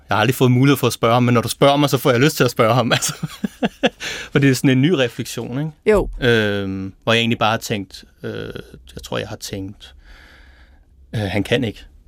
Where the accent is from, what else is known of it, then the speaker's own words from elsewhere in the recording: Præstø, Zealand, Denmark; accent: South Zealand; i Præstø, hvor jeg kommer fra